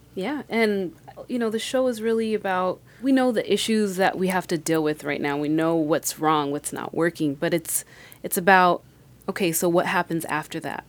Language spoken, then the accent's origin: English; Colorado, United States; moved away as an adult; now in Miami, United States; I was born and raised in Colorado